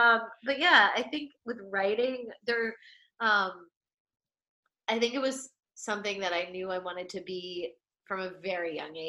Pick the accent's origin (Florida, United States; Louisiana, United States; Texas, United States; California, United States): Florida, United States; I'm from Florida. We have gators here.